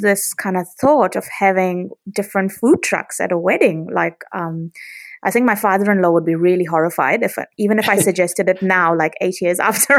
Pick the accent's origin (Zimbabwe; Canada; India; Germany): India; at my wedding, I had 800 people because I'm Indian.